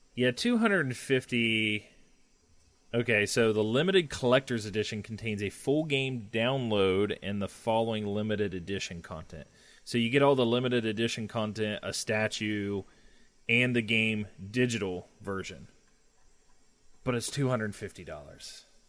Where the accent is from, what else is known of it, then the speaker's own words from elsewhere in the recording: Ohio, United States; I'm from Ohio